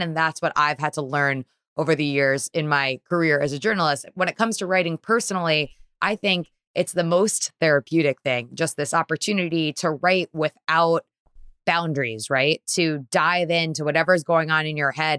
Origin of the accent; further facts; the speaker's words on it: Trumbull, Connecticut, United States; also born or lived in Bridgeport, Connecticut; now in New York City, United States; I grew up in Trumbull, Connecticut